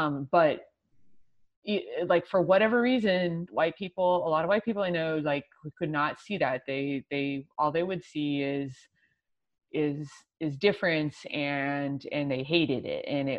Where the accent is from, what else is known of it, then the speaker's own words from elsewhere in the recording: El Paso, Texas, United States; also born or lived in New York City; now in Philadelphia, United States; I grew up in West Texas. I grew up in El Paso.